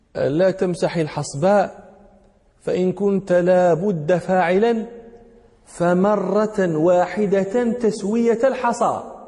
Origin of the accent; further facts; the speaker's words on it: Morocco; هنا عندنا في المغرب